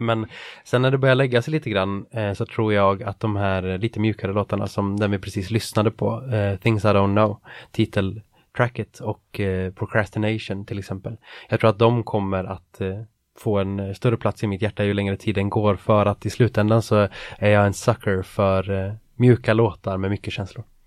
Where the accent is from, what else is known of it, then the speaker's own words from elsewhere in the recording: Jämtland, Sweden; moved away; det är Jämtland egentligen, där jag är ifrån